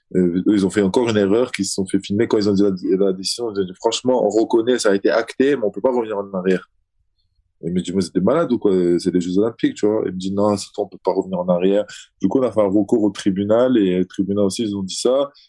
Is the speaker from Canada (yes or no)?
no; Azerbaijan; moved away; comme je suis du Caucase, tu vois, je, suis... je viens d'Azerbaïdjan. Donc l'animal chez nous, c'est le loup